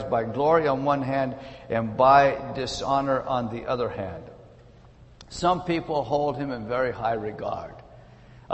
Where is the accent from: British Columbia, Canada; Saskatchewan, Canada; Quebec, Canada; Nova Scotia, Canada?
British Columbia, Canada; moved away; also born or lived in Ontario; I am from British Columbia, lived in Ontario for some years.